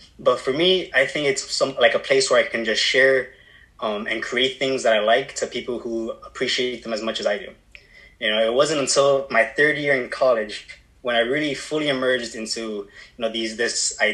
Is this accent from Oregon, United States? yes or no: no; Miami, Florida, United States; I was born and raised in Miami, Florida